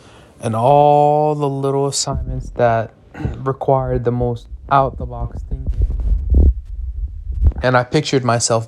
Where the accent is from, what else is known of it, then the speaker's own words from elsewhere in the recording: Jerusalem, Jerusalem District, Israel; Me personally, I am from Jerusalem and I have family that live in Jerusalem.